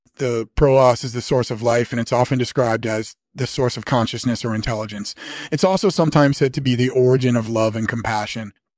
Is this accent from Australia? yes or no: yes; Australia; moved away as an adult; now in England, United Kingdom; was born in Australia in nineteen fifty-one, and I lived there until I was eighteen, and then I moved to England, where I've been living ever since